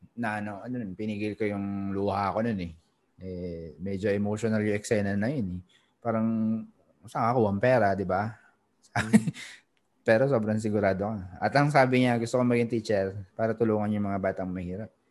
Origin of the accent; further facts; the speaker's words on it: Philippines; moved away as an adult; now in Singapore; as a Filipino also na nasa Singapore 2007 may company na ako